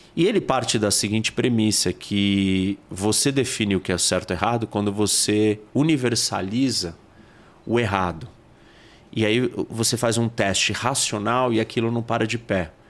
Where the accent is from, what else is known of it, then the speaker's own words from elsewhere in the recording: Brazil; Nós somos brasileiros